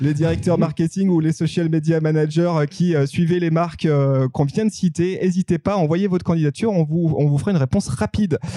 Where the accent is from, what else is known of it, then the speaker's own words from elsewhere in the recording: Savoy, Auvergne-Rhône-Alpes, France; je suis savoyard